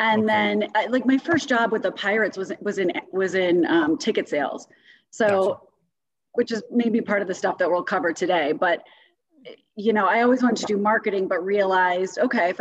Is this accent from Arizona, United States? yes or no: no; Detroit, Michigan, United States; moved away as an adult; also born or lived in Madison, Wisconsin / Chicago / Pittsburgh / Washington, District of Columbia, United States; now in Denver, United States; I grew up in the Detroit suburbs.